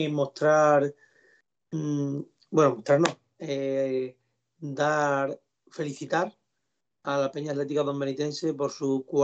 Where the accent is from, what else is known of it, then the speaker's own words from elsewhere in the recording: La Haba, Extremadura, Spain; yo soy de Lava